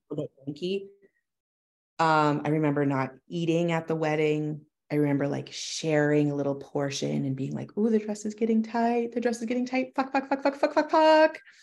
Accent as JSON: {"language": "English", "town": "Kincardine", "region": "Ontario", "country": "Canada", "tie": "born or raised there", "also_born_or_lived": "Toronto", "moved": "as an adult", "said": "I started a small business in my hometown, Kincardine"}